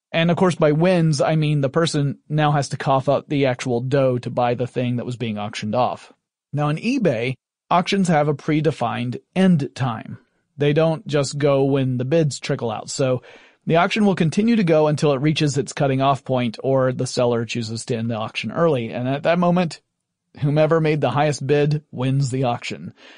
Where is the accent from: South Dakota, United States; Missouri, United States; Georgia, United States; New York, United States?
Georgia, United States; Atlanta; Atlanta, Georgia, my hometown